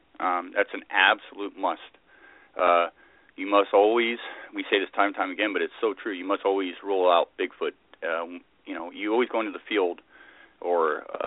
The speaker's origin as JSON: {"language": "English", "town": "Glasgow", "region": "Scotland", "country": "United Kingdom", "tie": "born or raised there", "also_born_or_lived": "Salinas, California, United States / Islay, Scotland", "said": "Well, I was born in Scotland. I was born basically Glasgow, and I lived in Scotland for a number of years, and then we moved to the States, lived in Salinas for a while, Salinas, California, and ended up in the 80s moving back to Scotland."}